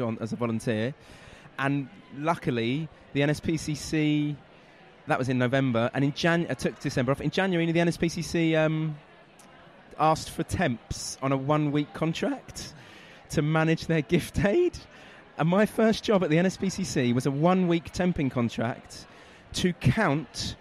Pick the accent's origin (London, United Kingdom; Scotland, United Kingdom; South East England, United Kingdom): London, United Kingdom; also born or lived in Manchester; I grew up in North London.